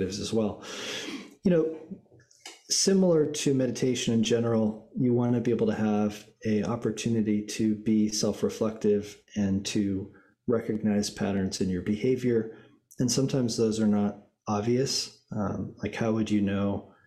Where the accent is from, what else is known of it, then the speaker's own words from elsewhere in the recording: Boulder, Colorado, United States; growing up in Boulder, Colorado, and really getting exposed to sport at an early age